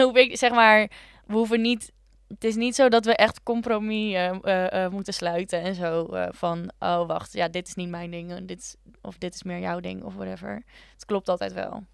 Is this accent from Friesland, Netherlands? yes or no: yes; Leeuwarden, Friesland, Netherlands; now in Utrecht, Netherlands; ik ben dus opgegroeid in Leeuwarden